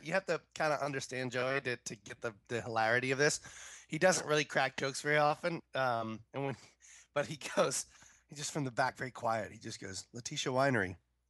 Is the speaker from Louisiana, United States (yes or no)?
yes; New Orleans, Louisiana, United States; my hometown in New Orleans.